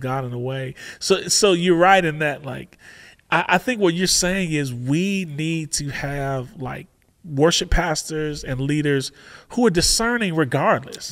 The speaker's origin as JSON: {"language": "English", "town": "Chicago", "region": "Illinois", "country": "United States", "said": "I'm from Chicago"}